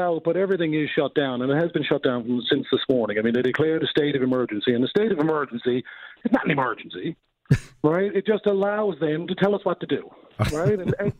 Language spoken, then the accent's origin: English; Newfoundland and Labrador, Canada; We don't have hurricanes in Newfoundland.